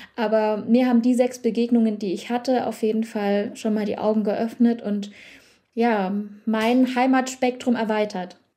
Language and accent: German; Dresden, Saxony, Germany; Ich selbst komme ja aus Dresden